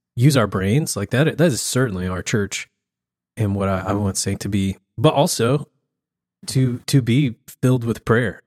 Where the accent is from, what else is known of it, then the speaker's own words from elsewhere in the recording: the South, United States; I grew up in the South